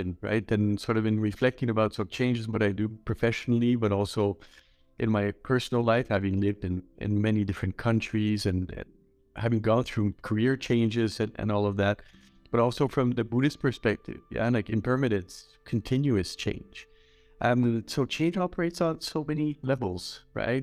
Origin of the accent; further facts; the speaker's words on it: Montreal, Quebec, Canada; moved away as an adult; also born or lived in India; now in Düsseldorf, Germany; I'm originally from Montreal, Canada